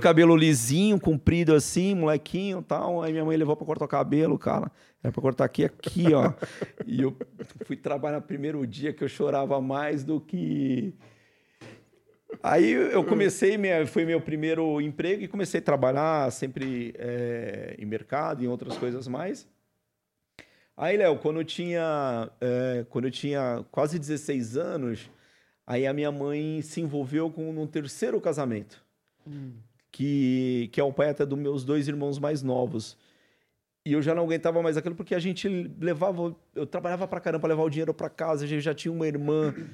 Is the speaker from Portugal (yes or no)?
no; Cubatão, São Paulo, Brazil; born or raised there; also born or lived in Marília, São Paulo; now in Praia Grande, Brazil